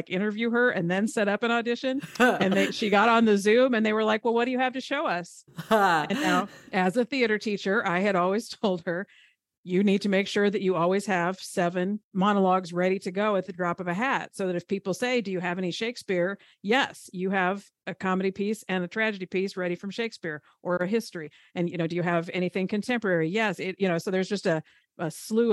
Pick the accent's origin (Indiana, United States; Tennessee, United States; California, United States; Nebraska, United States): Nebraska, United States; Seward; now in Overland Park, United States; I am the youngest of four. I grew up in Seward, Nebraska